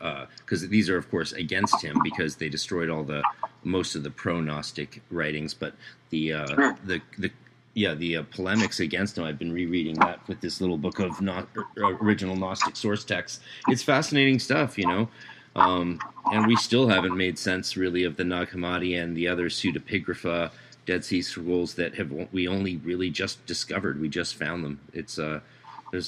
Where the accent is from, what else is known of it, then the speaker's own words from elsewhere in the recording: Vancouver, British Columbia, Canada; moved away as an adult; now in United States; I'm from Vancouver, man. So, like, from my hometown, Vancouver